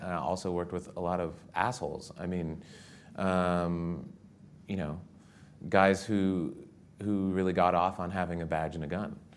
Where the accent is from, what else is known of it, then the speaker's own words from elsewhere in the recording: Southwest, United States; moved away as an adult; I grew up in the Southwest